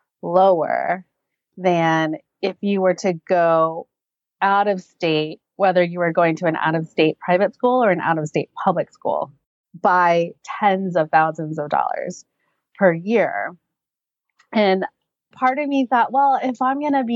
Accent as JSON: {"language": "English", "region": "West Virginia", "country": "United States", "tie": "born or raised there", "moved": "as an adult", "lives_now": "Southern California, United States", "said": "I'm actually not from California. I'm from back east. So I grew up in West Virginia and I came out here for education and professional reasons."}